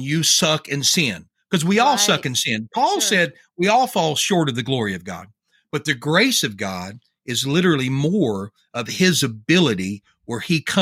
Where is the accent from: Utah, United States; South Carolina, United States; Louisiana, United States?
Louisiana, United States; I'm from Louisiana